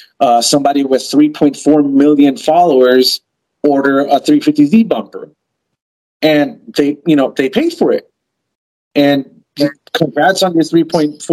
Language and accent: English; East Coast, United States; moved away; also born or lived in New York / New Jersey / Pennsylvania; I'm from the East Coast originally, and I've lived in my car through New York and New Jersey and Pennsylvania winters